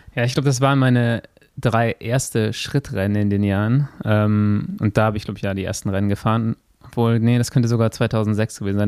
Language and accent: German; Germany; Ich komme aus Ports